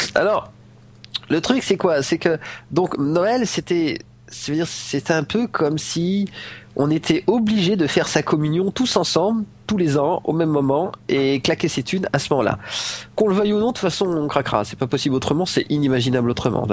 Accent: France; now in Morocco; moi je suis français

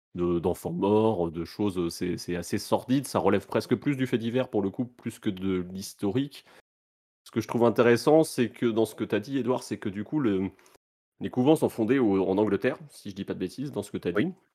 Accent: France; nous, on en a moins conscience en tant que Français

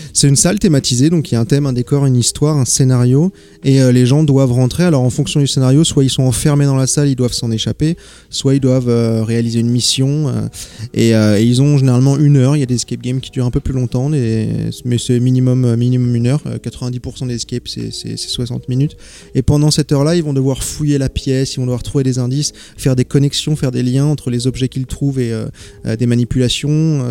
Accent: Paris, Île-de-France, France; moved away; je suis originaire de Paris

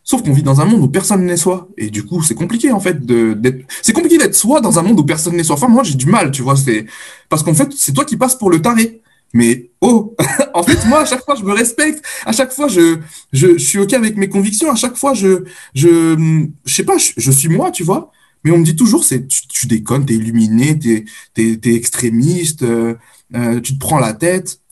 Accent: France; je suis né en France, j'ai grandi en France

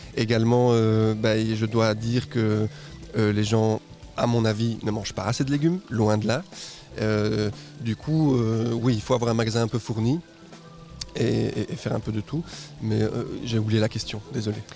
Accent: Guatemala; moved away as an adult; also born or lived in Mexico; now in Belgium; je suis né au Guatemala, je suis moitié mexicain. Ok. Et je suis arrivé en Belgique à 18 ans

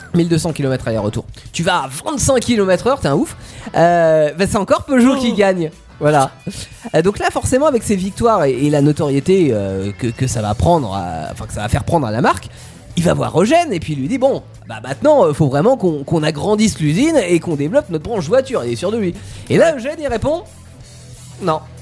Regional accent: Tours, Centre-Val de Loire, France; par chez nous à Tours

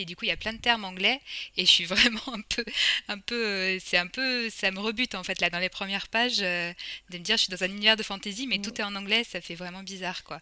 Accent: France; accent: French; mon accent français euh, se sent

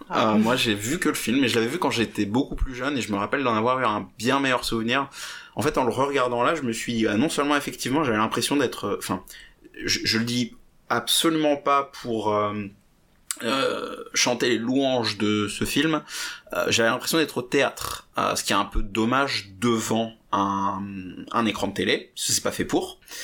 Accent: France; je suis français

